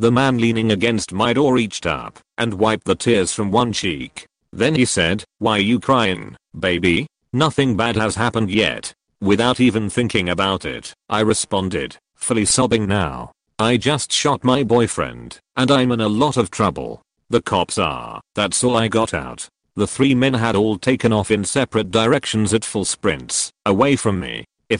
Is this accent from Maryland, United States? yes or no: yes; Maryland, United States